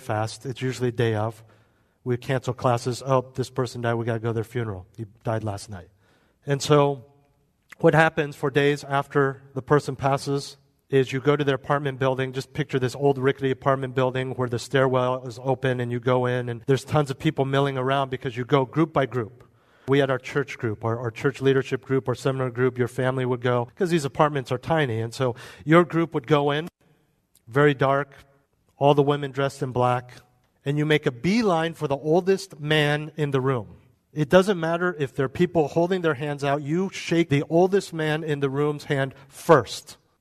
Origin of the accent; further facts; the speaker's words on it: United States; we're American.